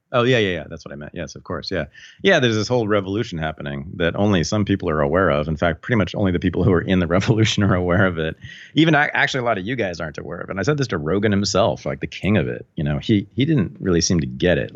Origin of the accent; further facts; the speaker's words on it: Berkeley, California, United States; growing up in Berkeley, you're sort of around thinkers all the time